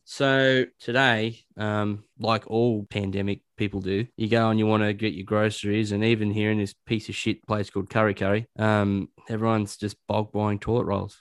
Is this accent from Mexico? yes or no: no; Dubbo, New South Wales, Australia; I was born in Dubbo